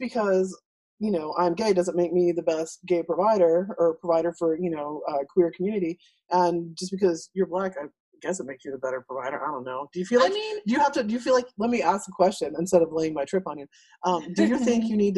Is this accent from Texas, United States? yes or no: yes; El Paso, Texas, United States; I grew up in El Paso, so I'm better off talking to my neighbors in my terrible Spanish